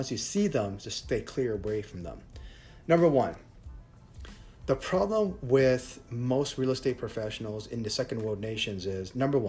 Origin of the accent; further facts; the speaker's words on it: United States; now in Thailand; I'm American